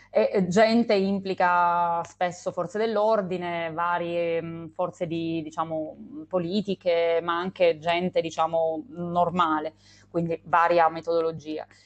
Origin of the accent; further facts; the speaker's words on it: Calabria, Italy; also born or lived in Australia / Canada; now in Tuscany, Italy; sono calabrese di nascita e di cuore. Eh, anche se in questo momento sono in Toscana anch'io